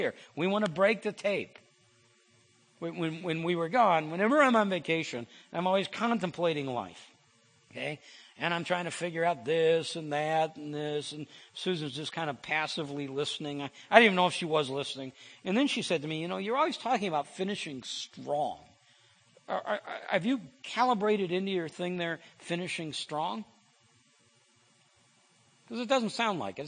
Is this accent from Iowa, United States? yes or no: yes; Iowa, United States; I'm from Iowa